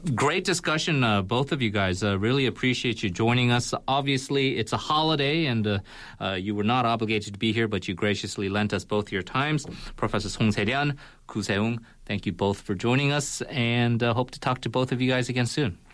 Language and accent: English; California, United States; moved away; we're both from California